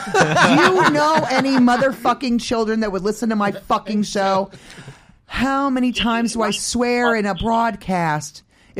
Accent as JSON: {"language": "English", "region": "New England", "country": "United States", "said": "We're from New England."}